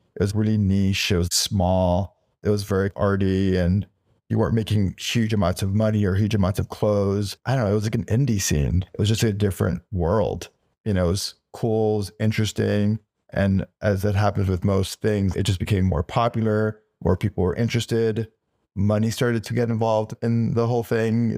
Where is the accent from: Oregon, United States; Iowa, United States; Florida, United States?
Florida, United States; Miami; moved away as an adult; now in New York, United States; I was born in Miami, and I was there until I was, like, eighteen years old, until I came to New York to enroll at Parsons.